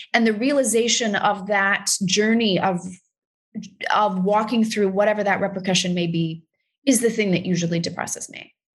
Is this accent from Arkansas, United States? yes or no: no; Texas, United States; i'm from texas it is a very specific, it's hard R's